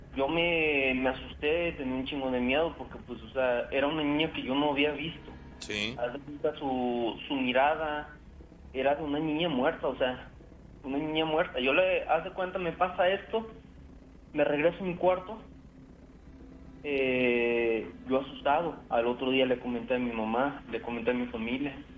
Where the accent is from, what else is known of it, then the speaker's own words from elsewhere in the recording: Córdoba, Veracruz, Mexico; yo soy de allá de Córdoba también